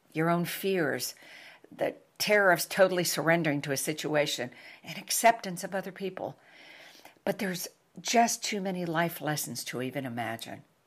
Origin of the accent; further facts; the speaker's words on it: New York, United States; moved away; I am from New York